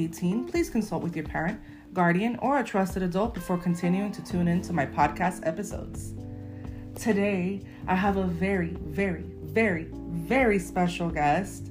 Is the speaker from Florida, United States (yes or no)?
yes; Miami, Florida, United States; I was born here in Miami, but raised by Cuban parents.